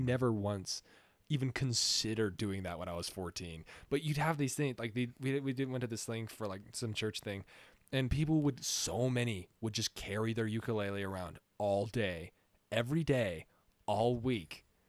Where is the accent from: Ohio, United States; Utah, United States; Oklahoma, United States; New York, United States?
Utah, United States; growing up in Utah